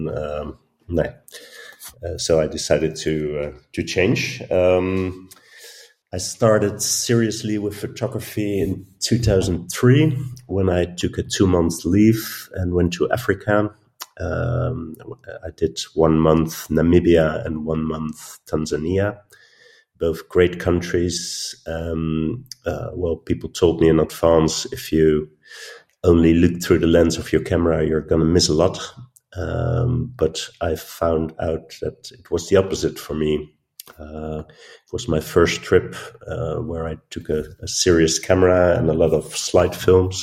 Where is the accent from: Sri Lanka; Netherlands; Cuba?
Netherlands; now in Arnhem, Netherlands; I'm from the Netherlands, born and raised on the coast in a little town. I moved to Arnhem, which is close to the German border, and I live there now for 20 years